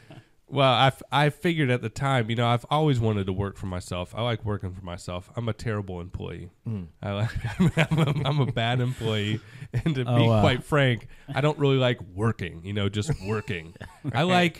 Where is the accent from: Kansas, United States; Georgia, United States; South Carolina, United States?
Georgia, United States; also born or lived in Sarasota, Florida; I was basically born and raised in Georgia with a short hiatus in Florida, specifically Sarasota, just south of Tampa.